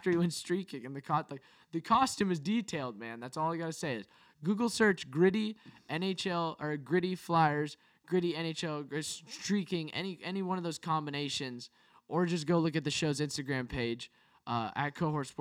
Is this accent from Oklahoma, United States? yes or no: no; San Francisco, California, United States; moved away; also born or lived in Hawaii; I'm from the San Francisco area.